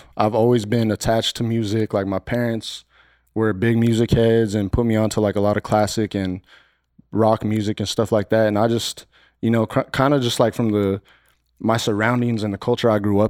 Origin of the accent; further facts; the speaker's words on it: Silver City, New Mexico, United States; now in Phoenix, United States; From New Mexico, Silver City, New Mexico.